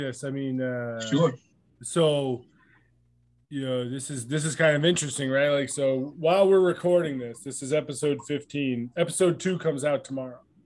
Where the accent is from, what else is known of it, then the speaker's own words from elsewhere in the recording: Vermont, United States; I was a young white kid growing up in Vermont